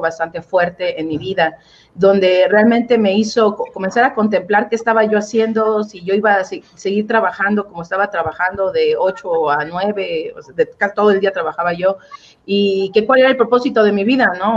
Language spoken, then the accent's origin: Spanish; Oaxaca, Mexico; yo crecí eh, en Oaxaca, Oaxaca